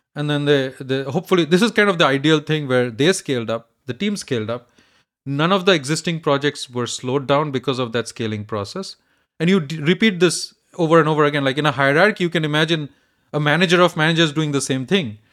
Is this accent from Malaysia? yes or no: no; India; now in United States; I grew up in India